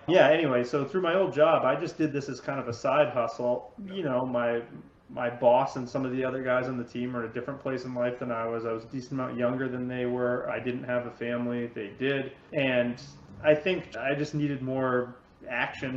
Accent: Cape Elizabeth, Maine, United States; also born or lived in Boston / Los Angeles; I grew up in Cape Elizabeth here in Southern Maine

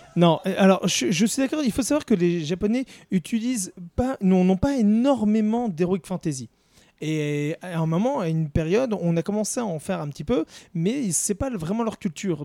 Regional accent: France; chez nous, en France

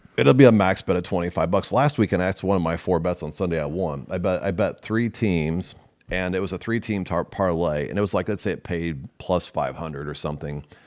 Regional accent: Nebraska, United States; I'm from Nebraska

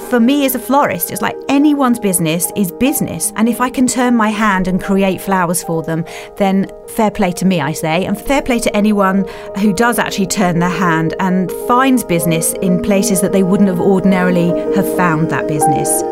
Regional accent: Kent, South East England, United Kingdom; moved away; I come from Kent, and my brother still lives there.

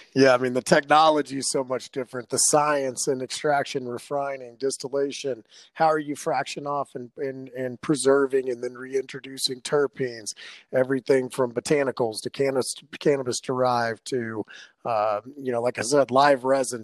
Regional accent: Arlington, Texas, United States; also born or lived in Dallas, Texas; now in Denver, United States; I was actually born in Dallas, raised in Arlington

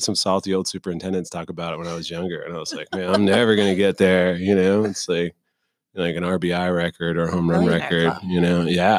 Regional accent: Clearwater, Florida, United States; So, the formative years, as you like to call them, were in Clearwater, Florida.

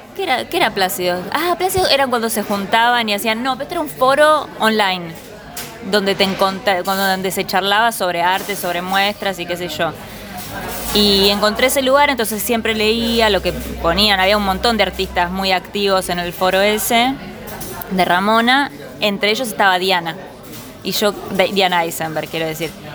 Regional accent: Buenos Aires, Argentina; Nací en Palermo cuando era Palermo sensible.

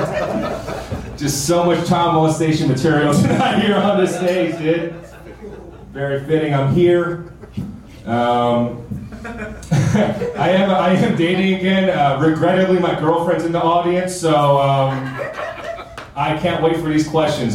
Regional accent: New Jersey, United States; moved away; I'm from New Jersey, but before I moved down here

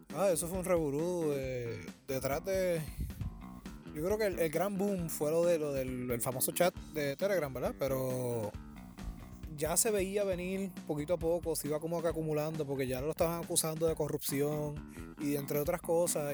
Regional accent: Bayamón, Puerto Rico; Yo, soy aquí de Bayamón

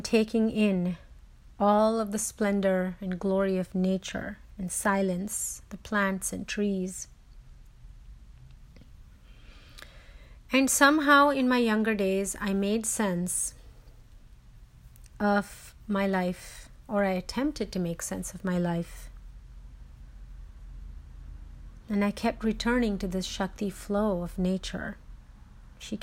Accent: India; moved away; When I was growing up in India

